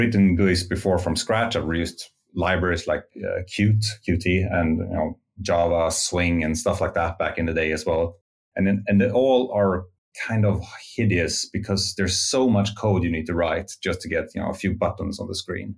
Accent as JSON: {"language": "English", "town": "Stockholm", "region": "Stockholm County", "country": "Sweden", "said": "Well, I'm from Sweden, Stockholm, Sweden, and I think I was about 15 when I fell in love with programming. I had like a course in C++ at I guess Swedish high school"}